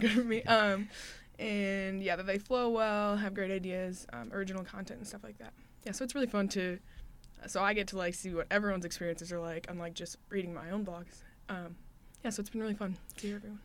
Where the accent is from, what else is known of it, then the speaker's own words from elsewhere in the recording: Sheldon, Iowa, United States; I'm a junior from Sheldon, Iowa, um, little north of Iowa town